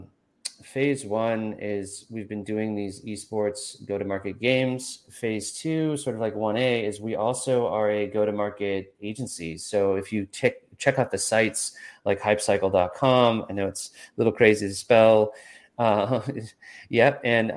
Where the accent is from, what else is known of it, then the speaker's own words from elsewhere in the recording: California, United States; I'm from California